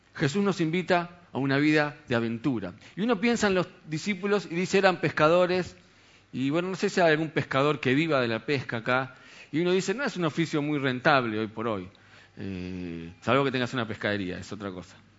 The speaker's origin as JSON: {"language": "Spanish", "country": "Argentina", "said": "la mayoría de acá somos argentinos"}